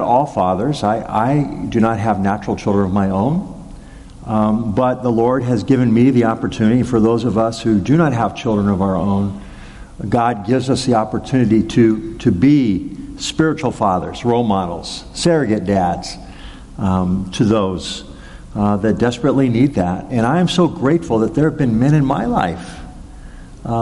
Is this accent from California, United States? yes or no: yes; Arcadia, California, United States; the town of Arcadia, where I grew up in Southern California